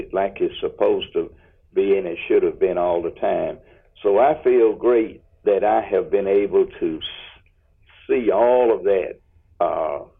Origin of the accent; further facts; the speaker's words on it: Union, United States; we're both from Union